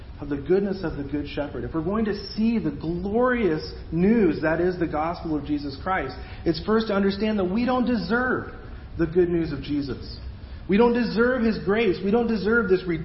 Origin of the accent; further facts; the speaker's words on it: Mexico; moved away; where I grew up down in Mexico